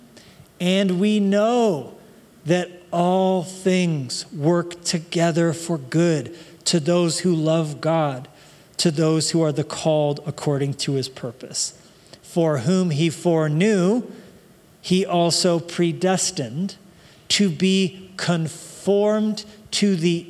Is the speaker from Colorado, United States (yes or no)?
yes; Colorado, United States; moved away; I grew up in Colorado, and that whole, like, you can take the boy out of Colorado